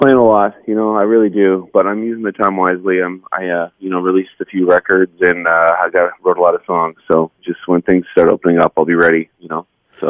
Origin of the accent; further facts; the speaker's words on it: Dartmouth, Nova Scotia, Canada; my hometown of Dartmouth